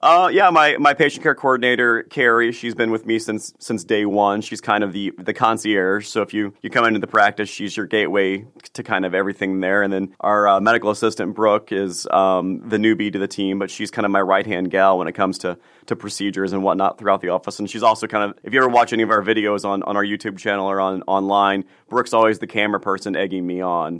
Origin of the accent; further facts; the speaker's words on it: Illinois, United States; moved away as an adult; also born or lived in Jerseyville, Illinois / Peoria, Illinois / Austin, Texas; now in Frisco, United States; I'm from Illinois originally